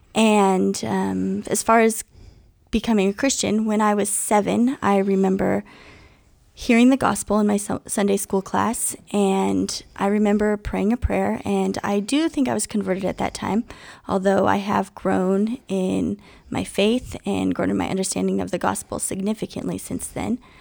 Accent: Southern California, United States; now in Portland, United States; … and I are both from Southern California. We met in high school.

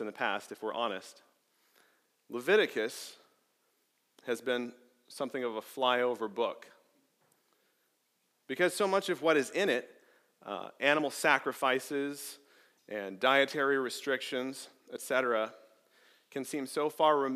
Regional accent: Arizona, United States; moved away; I grew up in Arizona, and growing up in the middle of nowhere in the Arizona desert

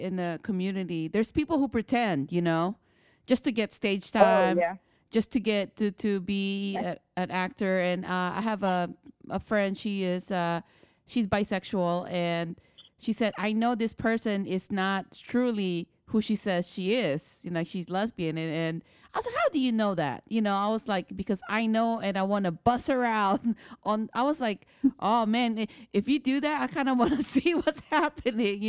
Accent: Philippines; now in United States; I'm an immigrant. I'm from the Philippines.

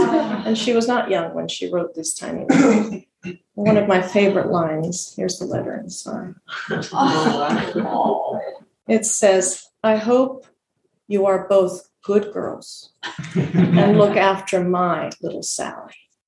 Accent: Argentina; also born or lived in Bolivia; I grew up in Argentina and Bolivia, and she lived in England.

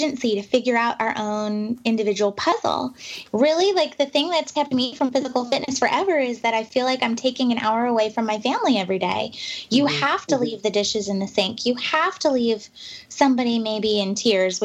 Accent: the West, United States; moved away as an adult; also born or lived in New York City; now in Pacific Northwest, United States; I'm from the West, and I live back in the Pacific Northwest now

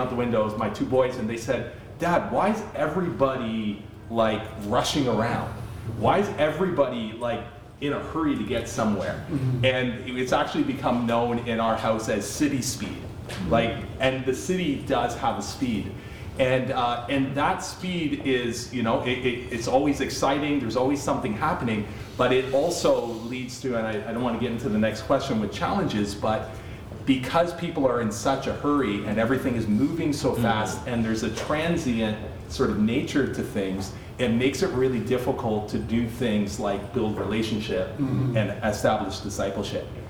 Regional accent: Toronto, Ontario, Canada; I grew up in Scarborough, and Scarborough represent East Side.

